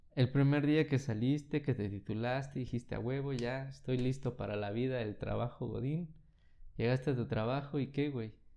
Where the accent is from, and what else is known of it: Mexico